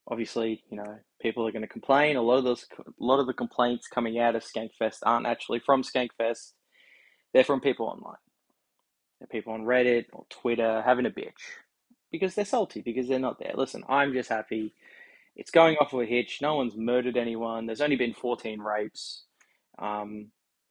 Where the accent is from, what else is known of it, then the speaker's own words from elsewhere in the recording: Australia; the Aussie Red Bar, the Thunder from Down Under